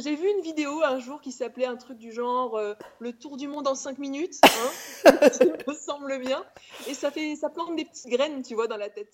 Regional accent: Auvergne-Rhône-Alpes, France; moved away as an adult; also born or lived in Clermont-Ferrand / Paris; je viens d'Auvergne, j'ai grandi en Auvergne, j'ai fait mes études euh, en Auvergne, à Clermont-Ferrand.

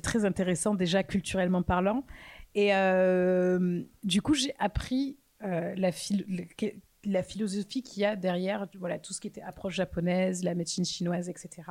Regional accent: France; also born or lived in London / New York; Je suis française. Euh, j'ai vécu pendant quelques années. En fait, je suis partie de la France en 2013.

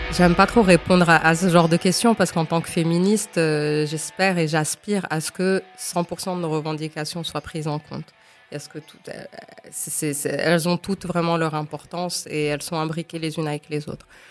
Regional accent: Morocco; Je suis une femme marocaine, je suis maman de deux enfants, je suis avocate, militante

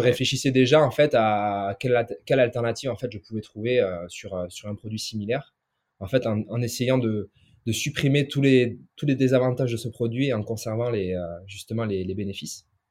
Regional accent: inland Basque Country, Nouvelle-Aquitaine, France; je suis originaire du Pays Basque, donc euh, du Pays Basque intérieur

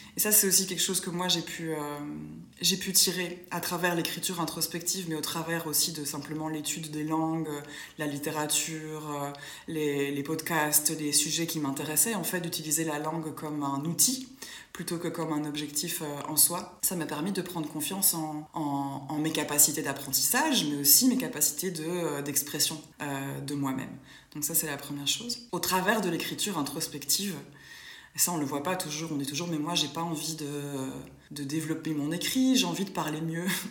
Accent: Brussels, Brussels-Capital Region, Belgium; je suis d'origine euh, belge. Donc, je suis née à Bruxelles

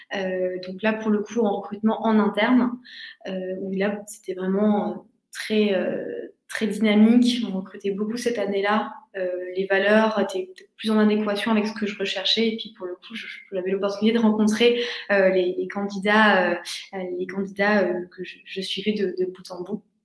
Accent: Metz, Grand Est, France; moved away; also born or lived in Marseille; je viens de Metz

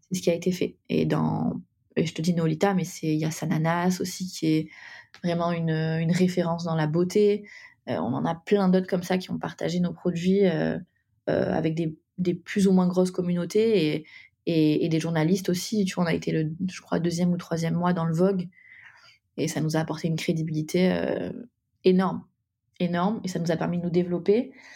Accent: Nîmes, Occitania, France; now in Paris, France; on vient du sud de la France, de Nîmes. On a on est toutes les deux montées à Paris

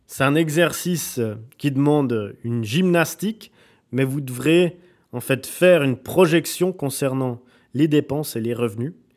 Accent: Switzerland; je viens de Suisse

